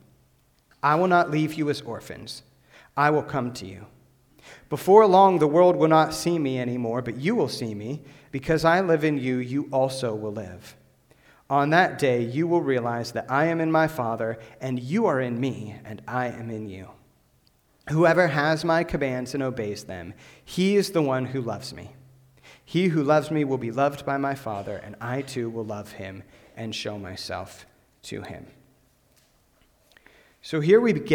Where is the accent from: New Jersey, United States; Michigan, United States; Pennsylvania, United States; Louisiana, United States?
Pennsylvania, United States; Western; I grew up in Western Pennsylvania, about 40 minutes from Pittsburgh, about 10 minutes from St. Vincent College